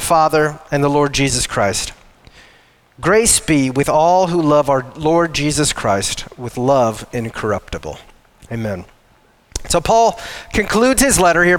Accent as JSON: {"language": "English", "region": "Wyoming", "country": "United States", "moved": "as an adult", "said": "we are not from this area. We're from Wyoming originally. We've served here for 13 years"}